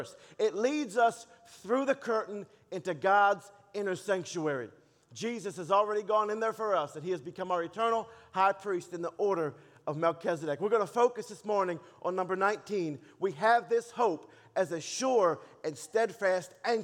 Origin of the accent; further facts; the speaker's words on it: Baltimore, Maryland, United States; also born or lived in Dallas, United States; now in Texas, United States; I was born and raised in Baltimore